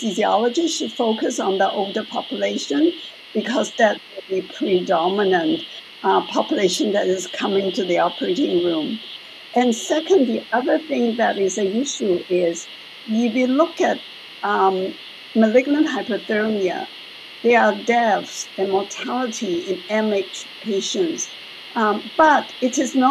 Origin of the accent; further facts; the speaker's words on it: Hong Kong; moved away as an adult; now in Toronto, Canada; I am actually originally from Hong Kong, and I trained in Hong Kong as the medical school, Hong Kong University